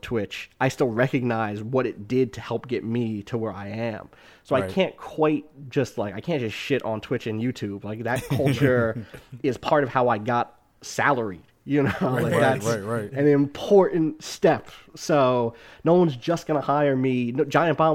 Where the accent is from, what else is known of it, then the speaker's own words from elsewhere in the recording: outside Atlantic City, New Jersey, United States; also born or lived in Wilkes-Barre, Pennsylvania; I grew up in South Jersey outside of Atlantic City. Grew up there